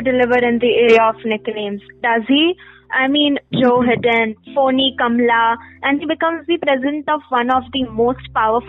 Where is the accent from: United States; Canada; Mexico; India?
India; Personally, for me as a teenage girl growing up in India